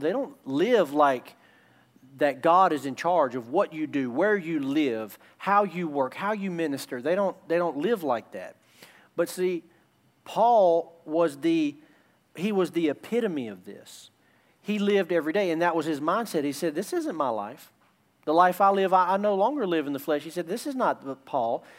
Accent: United States; in America we're very, very comfortable

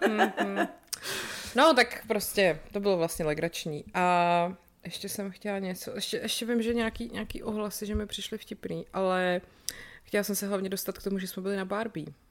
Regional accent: České Budějovice, South Bohemian Region, Czechia; jsem z Budějc, tak jsem tam vyrůstala

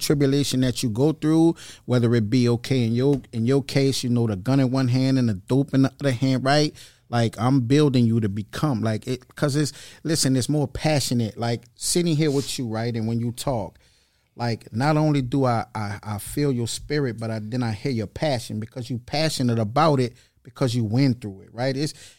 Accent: Kenner, Louisiana, United States; I'm originally from Kenner, right?

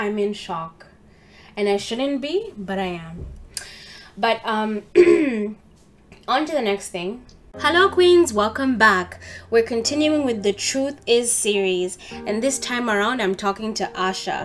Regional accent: Uganda; moved away; when I was growing up in Uganda, I started by going to international school.

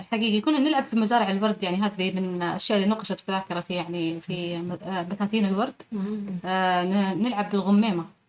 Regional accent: Taif, Makkah Province, Saudi Arabia; أنا من مواليد الطائف آه ونشأت في حي المثناء

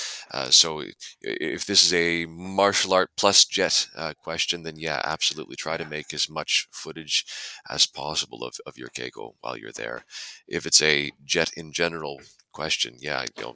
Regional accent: Canada; moved away as an adult; also born or lived in Japan; I'm Canadian

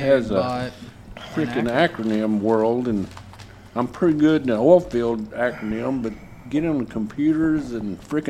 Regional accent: Lindsay, Oklahoma, United States; I'm from Lindsay, Oklahoma.

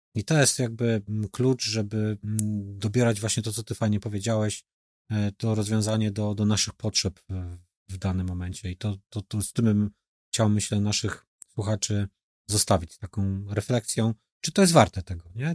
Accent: Poznań, Greater Poland, Poland; my w Wielkopolsce też myślę, że taką e, przedsiębiorczość tutaj i gospodarność bym to nazwał, że mamy tą gospodarność e, jako, jako poznaniacy budowaną

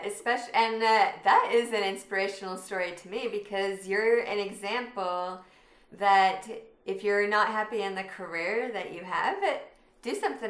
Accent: Utah, United States; I live in Utah, and I grew up in Utah, so I'm still here.

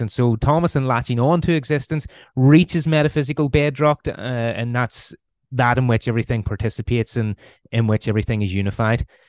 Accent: Belfast, Northern Ireland, United Kingdom; accent: Irish; you can probably tell by the accent I'm Irish. I'm from Northern Ireland, uh, originally from Belfast. So I was born in Belfast in 1983

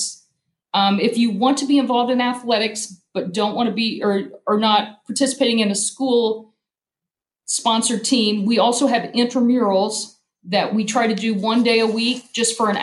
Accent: Cambridge City, Indiana, United States; moved away as an adult; now in Columbus, United States; I grew up in Cambridge City, Indiana.

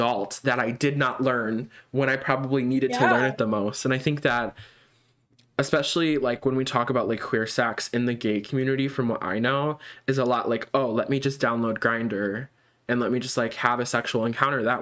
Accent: Illinois, United States; we're both from Illinois

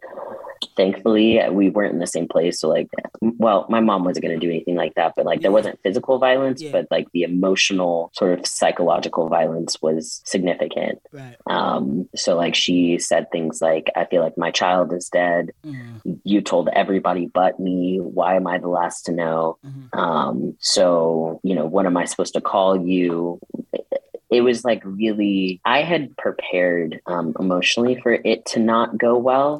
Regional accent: Tulsa, Oklahoma, United States; moved away as an adult; also born or lived in St. Louis / Austin, Texas; I spent the summer in my hometown, Tulsa, Oklahoma

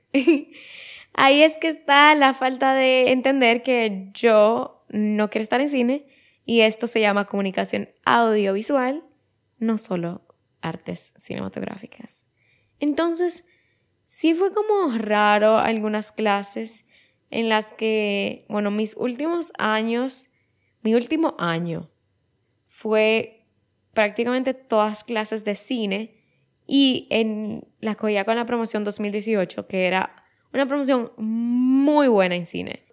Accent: Dominican Republic; otra vez me fui de República Dominicana y me fui a Nueva York

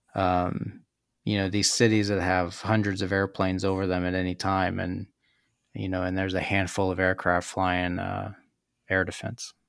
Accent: Kansas, United States; moved away as an adult; also born or lived in San Diego / Japan; growing up in Kansas

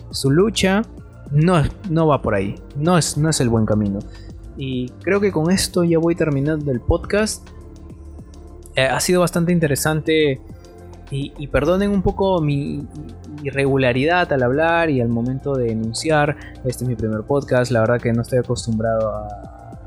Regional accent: Peru; en mi país, Perú

